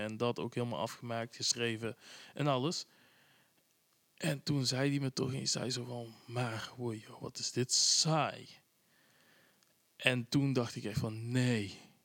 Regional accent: Tilburg, North Brabant, Netherlands; ik kom ook uit Tilburg

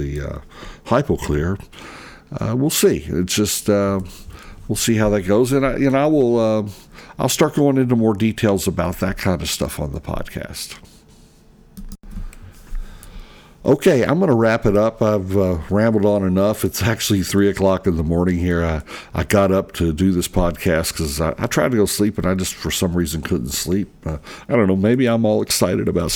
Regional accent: Louisville, Kentucky, United States; here in Louisville, Kentucky, in my hometown

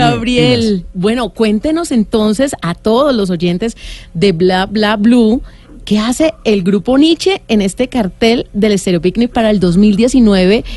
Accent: Cali, Valle del Cauca, Colombia; yo soy caleño y me fascina la salsa

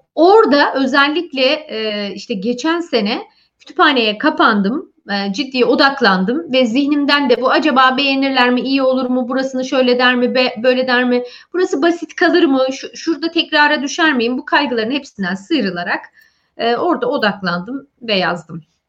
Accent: Malatya, Turkey; born or raised there; first language Turkish

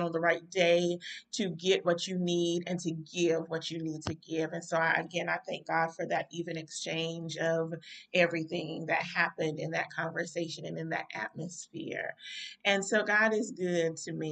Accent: North Carolina, United States; here in my home state

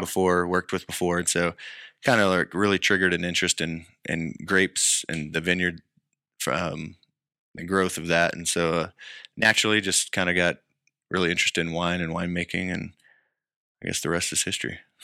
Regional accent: Lubbock, Texas, United States; I grew up in the High Plains, which is Lubbock area, kind of on the top of the Cap Rock

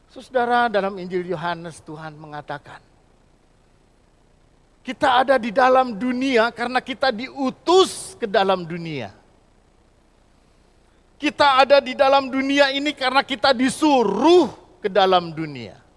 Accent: Bandung, West Java, Indonesia; born there; jadi di Bandung saya lahir, jadi saya kenal tempe, kenal tahu sama oncom.

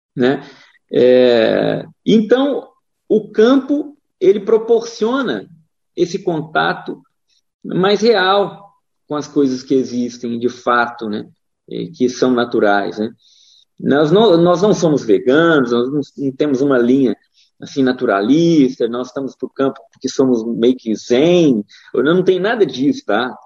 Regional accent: Divinópolis, Minas Gerais, Brazil; moved away as an adult; also born or lived in São Paulo; now in Rio Grande do Sul, Brazil; Sou mineiro do interior de Minas, cidade chamada Divinópolis

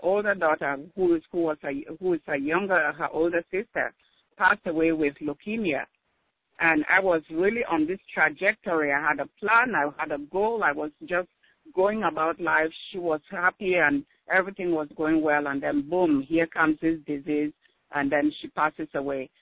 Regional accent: Cameroon; moved away as an adult; also born or lived in Alabama, United States; now in Washington, D.C. area, United States; I was born in Cameroon, that's in West Africa. Went to nursing school over there, but then came here

